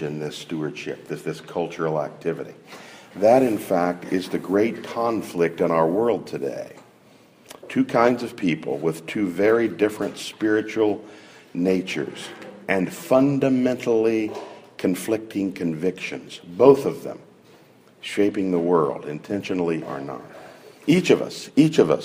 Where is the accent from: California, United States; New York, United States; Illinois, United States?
California, United States; my home state of California